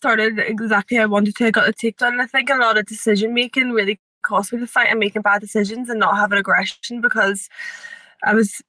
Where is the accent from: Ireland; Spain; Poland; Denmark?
Ireland; we're both from Ireland.